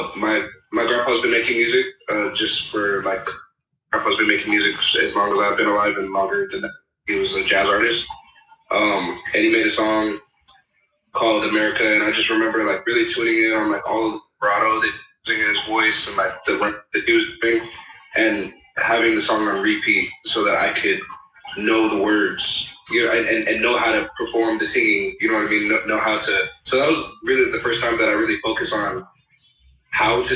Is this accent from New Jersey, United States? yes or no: no; Los Angeles, California, United States; I'm really from the Valley, so I tell everybody I'm from